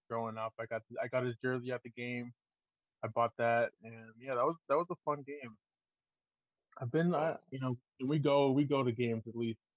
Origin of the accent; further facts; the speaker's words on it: Maine, United States; I'm, I'm from Maine, born and raised.